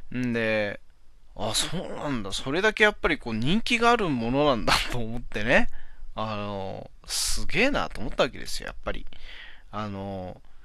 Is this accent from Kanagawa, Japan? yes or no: no; Hachinohe, Aomori, Japan; 俺の地元の方の八戸の方